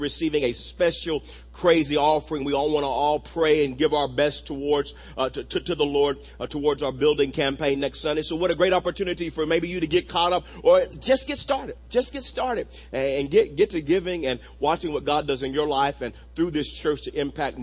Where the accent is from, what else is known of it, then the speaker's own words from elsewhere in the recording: Wewoka, Oklahoma, United States; growing up in Wewoka, Oklahoma